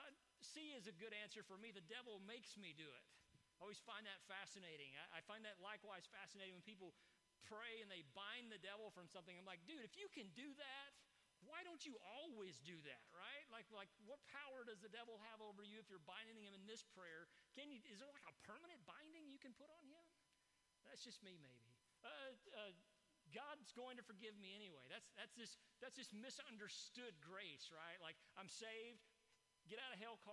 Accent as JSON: {"language": "English", "region": "East Texas", "country": "United States", "tie": "born or raised there", "said": "I grew up in East Texas"}